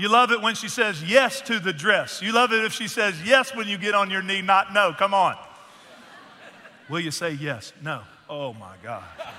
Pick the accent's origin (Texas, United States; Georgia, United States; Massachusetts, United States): Texas, United States; Northeast; moved away; the church that I grew up in Northeast Texas.